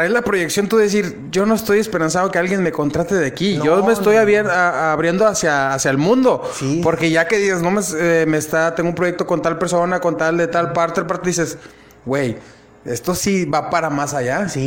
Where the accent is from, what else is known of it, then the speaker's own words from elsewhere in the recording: Matamoros, Tamaulipas, Mexico; No tengo nada en contra de Matamoros. Yo amo mi ciudad demasiado.